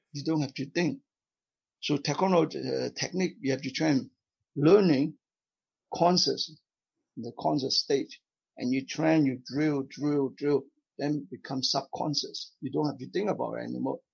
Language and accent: English; South Vietnam, Vietnam; moved away as an adult; now in Canada; I came from South Vietnam. I, I lost my home, my country because of communism, right? So I yeah. came to Canada